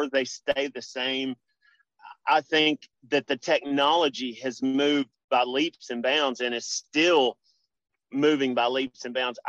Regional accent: Memphis, Tennessee, United States; I grew up in Memphis. I grew up a poor Memphis boy.

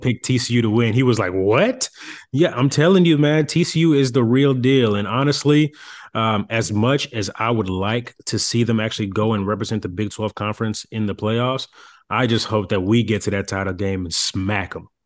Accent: Dallas, Texas, United States; I'm from Dallas

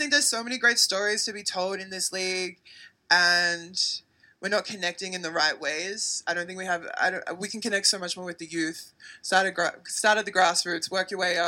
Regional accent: Australia; moved away as an adult; now in United States; I actually own a business back home in Australia

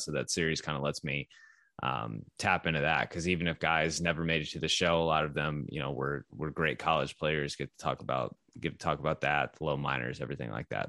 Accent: Texas, United States; I grew up in Texas, or I moved to Texas when I was eleven

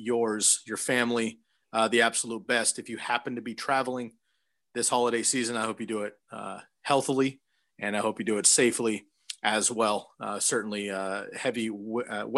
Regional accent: Bay Area, California, United States; now in Oregon, United States; I grew up in the Bay Area. I'm in Oregon now, but I grew up in the Bay Area

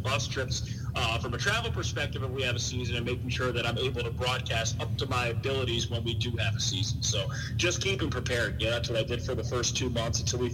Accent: Philadelphia, Pennsylvania, United States; moved away as an adult; also born or lived in Indiana; now in Iowa, United States; I grew up in Philadelphia. I went to school about 25 minutes outside of downtown Philadelphia.

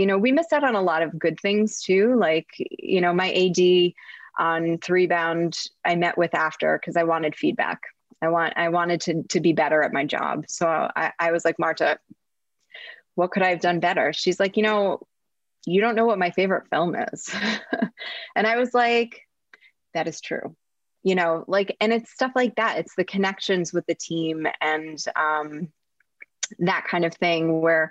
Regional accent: New Jersey, United States; I'm from New Jersey

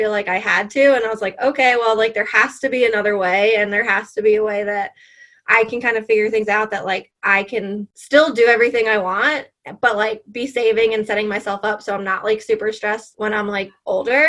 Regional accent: New York, United States; moved away as an adult; now in South Carolina, United States; I was born and raised in New York, and now I live in South Carolina

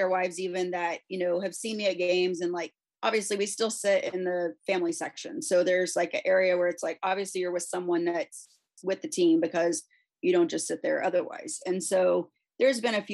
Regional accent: Texas, United States; I grew up in Texas.

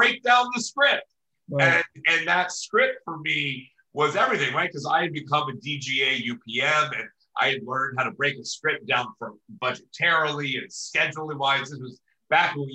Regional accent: Cincinnati, Ohio, United States; now in Los Angeles, United States; We're from Cincinnati

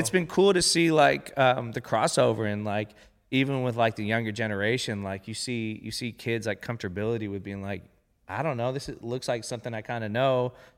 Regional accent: Long Beach, California, United States; I grew up in Long Beach

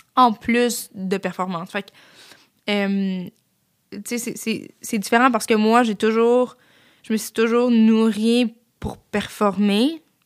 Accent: Saint-Jean-sur-Richelieu, Quebec, Canada; je suis revenue chez nous à Saint-Jean

